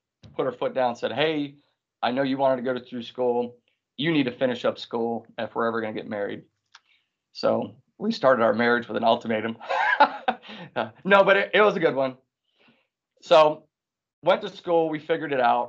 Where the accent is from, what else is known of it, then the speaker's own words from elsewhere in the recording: Wisconsin, United States; moved away; also born or lived in South Carolina; I came from Wisconsin